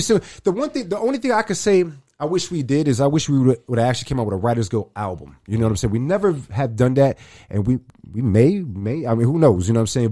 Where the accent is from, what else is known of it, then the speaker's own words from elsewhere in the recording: New York City, New York, United States; now in Arizona, United States; I'm originally from New York. I'm from the Bronx.